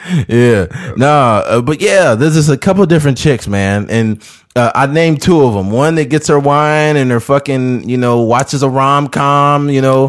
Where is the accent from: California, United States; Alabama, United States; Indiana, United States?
California, United States; Bakersfield; I'm from Bakersfield.